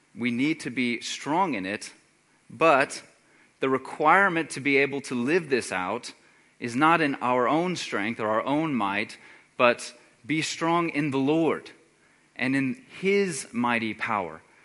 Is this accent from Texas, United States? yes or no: yes; Texas, United States; moved away; I'm originally from Texas